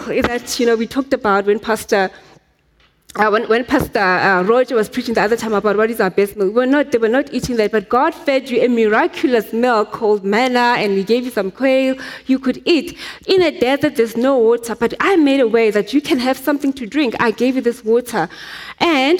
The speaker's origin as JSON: {"language": "English", "town": "Soweto", "region": "Gauteng", "country": "South Africa", "tie": "born or raised there", "said": "I grew up in Soweto."}